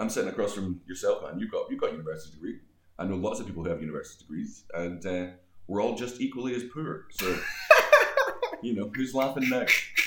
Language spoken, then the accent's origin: English; Greenock, Scotland, United Kingdom; moved away as an adult; now in Prague, Czech Republic; I'm from a, a, tiny town on the west coast of Scotland, which nobody knows. Like even people like 10 miles away don't know it. So I, I say I'm, i was born in a town called Greenock